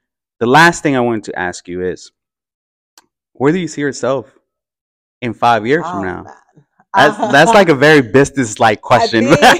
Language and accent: English; Oakland, California, United States; growing up in the Fruitvale. And walking around International Boulevard and seeing how many people actually look like me